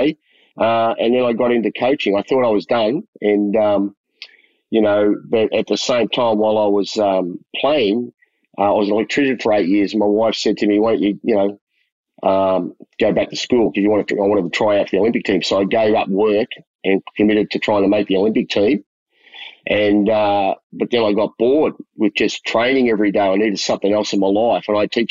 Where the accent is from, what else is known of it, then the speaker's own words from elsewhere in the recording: Melbourne, Victoria, Australia; moved away as an adult; also born or lived in Collingwood, Melbourne / Broadmeadows West, Melbourne; now in Taiwan; And then we moved to Richmond, but I grew up in Richmond